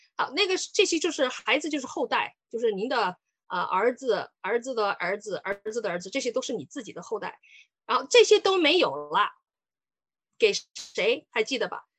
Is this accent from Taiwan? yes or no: no; Sichuan, China; moved away as an adult; now in Canada; 我是四川人。呃，我当，我来加拿大也来了很久了，我八九年来的